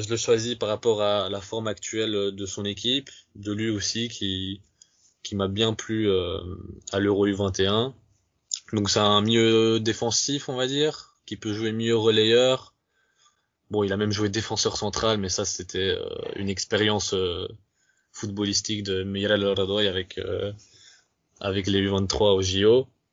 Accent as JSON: {"language": "French", "country": "Romania", "said": "chez nous en Roumanie"}